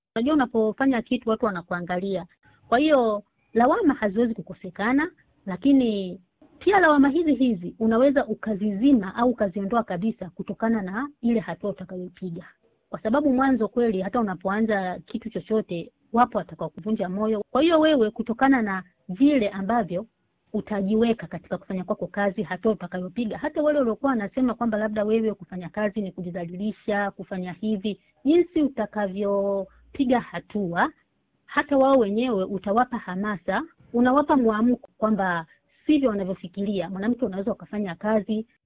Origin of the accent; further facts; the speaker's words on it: Tanzania; moved away as an adult; kule nyumbani nyumbani kwetu Tanzania